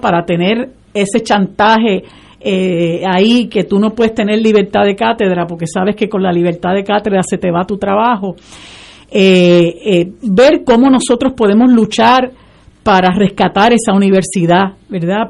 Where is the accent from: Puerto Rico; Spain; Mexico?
Puerto Rico